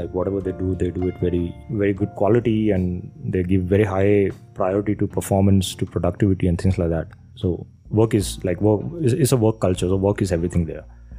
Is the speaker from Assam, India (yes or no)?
no; Kerala, India; also born or lived in Rajasthan; So I was born in Kerala. Then I moved to Rajasthan. I stayed like for 5 years. And then they brought me back to Kerala when I was like, I don't know, 9 years, 10 years old